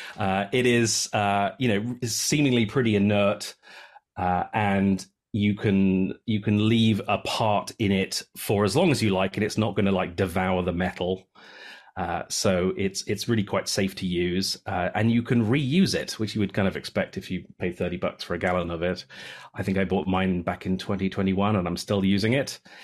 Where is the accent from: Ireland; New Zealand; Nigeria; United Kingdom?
United Kingdom; moved away as an adult; now in Samish Island, United States; I'm a Brit who has been living in the Pacific Northwest since two thousand and eight